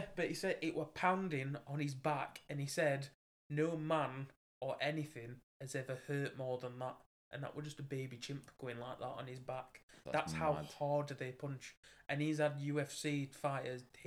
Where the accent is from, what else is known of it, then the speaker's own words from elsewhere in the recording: England, United Kingdom; we're English.